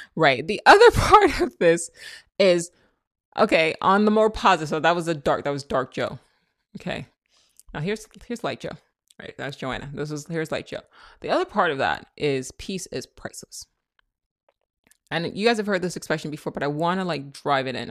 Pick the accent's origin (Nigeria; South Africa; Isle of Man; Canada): Nigeria; I'm Nigerian, that's how we talk.